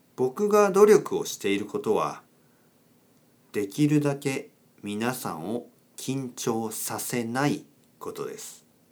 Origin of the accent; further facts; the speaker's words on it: Kyushu, Oita, Japan; now in Tokyo, Japan; 僕の出身は九州の大分県です。